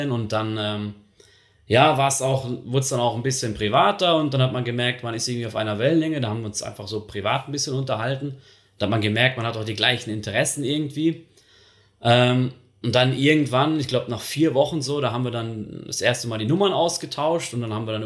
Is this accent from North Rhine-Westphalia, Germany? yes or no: yes; Dortmund, North Rhine-Westphalia, Germany; now in Switzerland; Und äh, ich komme halt aus dem Ruhrgebiet, aus der Nähe von Dortmund.